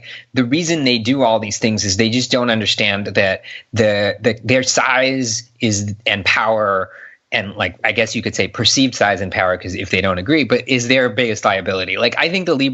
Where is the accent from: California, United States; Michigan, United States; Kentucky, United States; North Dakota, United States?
California, United States; Southern; moved away as an adult; now in Bay Area, United States; I grew up in Southern California.